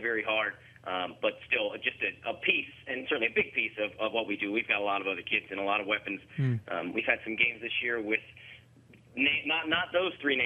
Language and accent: English; Frederick, Maryland, United States; I grew up in Frederick